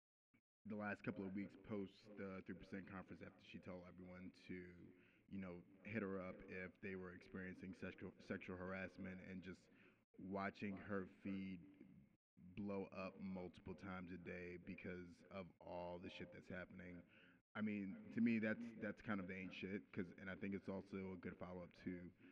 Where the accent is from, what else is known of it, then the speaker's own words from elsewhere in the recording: New York City, New York, United States; I'm from Brooklyn. I grew up hip-hop era